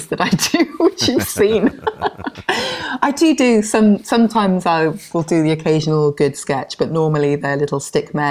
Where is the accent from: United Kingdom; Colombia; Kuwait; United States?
United Kingdom; Penarth, Wales; also born or lived in Spain; now in Cardiff, United Kingdom; I grew up in Pennar, just outside of Cardiff